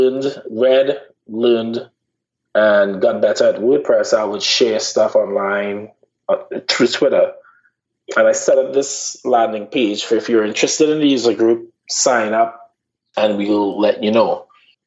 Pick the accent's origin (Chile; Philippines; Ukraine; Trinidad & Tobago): Trinidad & Tobago; moved away as an adult; now in Charleston, United States; When I grew up in Trinidad, I was not in a situation of being in a minority.